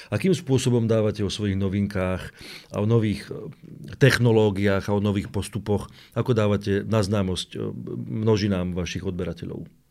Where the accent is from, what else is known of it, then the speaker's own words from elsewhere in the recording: Kremnička, Banská Bystrica Region, Slovakia; pri Kremničke, odkiaľ pochádzam ja